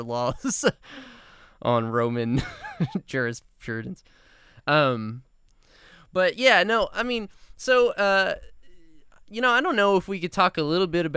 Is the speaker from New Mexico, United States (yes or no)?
yes; New Mexico, United States; also born or lived in Texas; I grew up in New Mexico